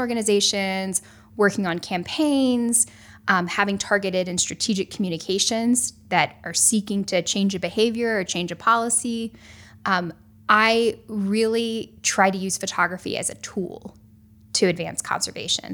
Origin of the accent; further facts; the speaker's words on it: North Carolina, United States; I grew up in North Carolina, and I've spent most of my life on the East Coast.